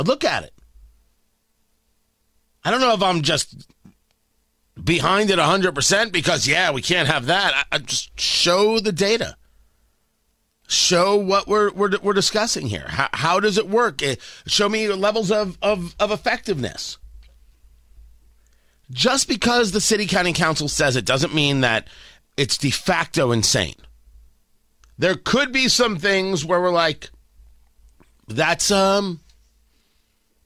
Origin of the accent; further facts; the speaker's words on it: New Jersey, United States; now in Indianapolis, United States; I grew up in Jersey